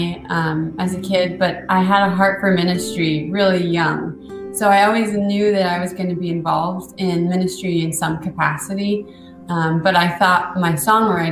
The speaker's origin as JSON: {"language": "English", "region": "Washington", "country": "United States", "tie": "born or raised there", "said": "I am from Washington State in the United States, so on the very west coast by the Pacific Ocean. So my dad was an onion farmer, which is kind of a unique aspect of my childhood"}